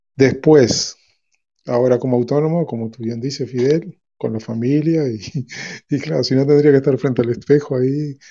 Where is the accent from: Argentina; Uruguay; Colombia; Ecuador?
Uruguay; now in Spain; Yo soy de Uruguay, hace 30 años que vivo aquí